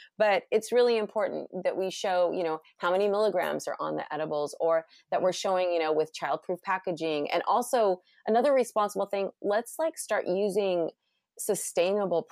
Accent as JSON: {"language": "English", "region": "California", "country": "United States", "said": "I'm from California."}